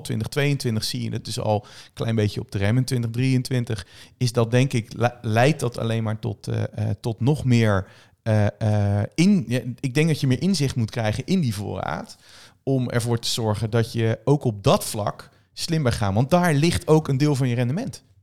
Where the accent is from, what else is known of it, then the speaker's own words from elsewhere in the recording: Netherlands; wij als Nederlander